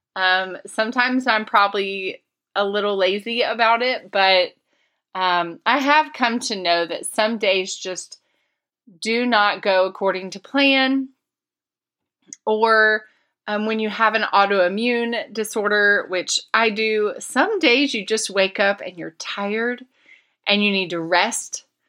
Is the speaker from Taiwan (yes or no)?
no; Florida, United States; moved away; my home state